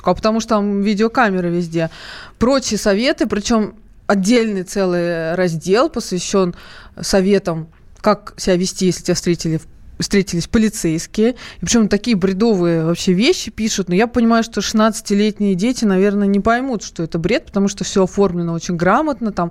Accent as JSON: {"language": "Russian", "region": "Moscow", "country": "Russia", "said": "Я по поводу работы. Мне 23 года. Я из Москвы."}